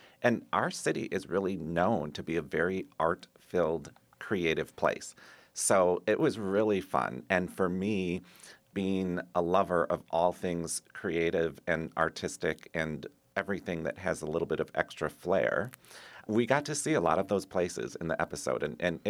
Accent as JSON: {"language": "English", "town": "Wauwatosa", "region": "Wisconsin", "country": "United States", "tie": "born or raised there", "said": "I grew up in Wauwatosa. So my childhood was spent in Wauwatosa, and I love it. I still live nearby, now in Endress Park"}